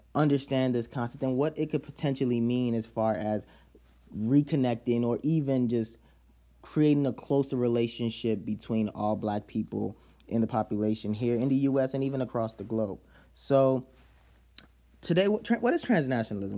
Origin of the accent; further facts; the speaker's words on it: Chicago, Illinois, United States; also born or lived in Nigeria; Chicago 'cause that's where I grew up